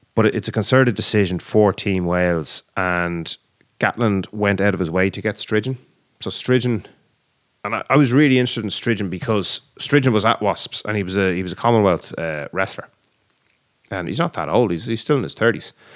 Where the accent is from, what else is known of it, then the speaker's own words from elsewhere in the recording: Ireland; we're Irish